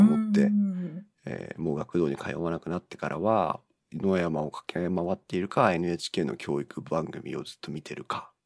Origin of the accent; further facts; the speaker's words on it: Chiba, Japan; now in Tohoku, Japan; 生まれはね千葉県だったんです。